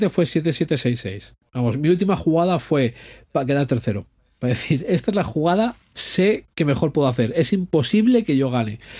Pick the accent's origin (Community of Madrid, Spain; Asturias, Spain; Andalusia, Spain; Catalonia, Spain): Asturias, Spain; soy español. ¿Qué quieres? y asturiano